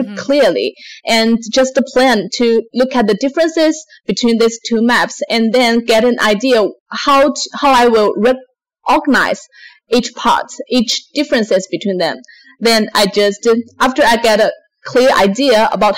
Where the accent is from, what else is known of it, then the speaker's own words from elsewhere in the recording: China; English is a second language; now in Sydney, Australia; I'm from China, and now I'm living in Sydney, Australia.